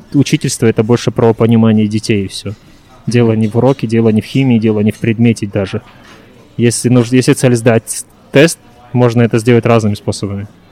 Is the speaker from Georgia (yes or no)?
no; Taldykorgan, Jetisu Region, Kazakhstan; also born or lived in Japan; перевернулся в родной город Талдыкурган